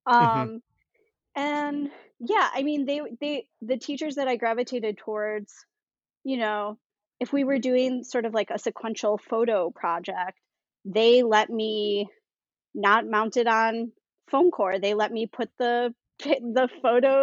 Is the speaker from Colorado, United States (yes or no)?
no; Buffalo, New York, United States; I grew up in Buffalo, New York